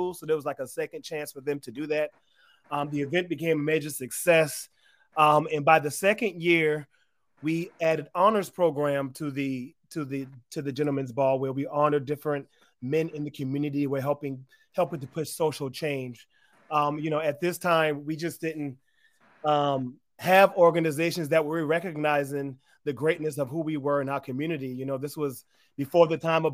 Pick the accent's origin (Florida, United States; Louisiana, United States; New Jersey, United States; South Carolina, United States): South Carolina, United States; Charleston; accent: Gullah Geechee; now in Atlanta, United States; that's where I grew up as a mixed race Black man with a white mom. In yeah, Charleston, South Carolina